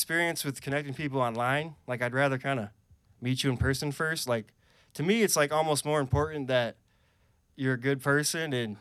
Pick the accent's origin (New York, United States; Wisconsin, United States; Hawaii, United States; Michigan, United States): Wisconsin, United States; moved away as an adult; now in Vermont, United States; I'm originally from Wisconsin. I haven't lived there in, I think it's 10 years now